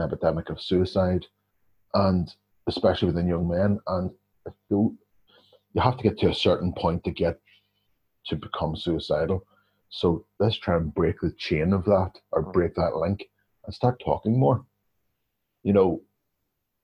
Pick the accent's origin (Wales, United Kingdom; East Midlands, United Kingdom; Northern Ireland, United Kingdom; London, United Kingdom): Northern Ireland, United Kingdom; coming from the northern part of the country, coming from Northern Ireland itself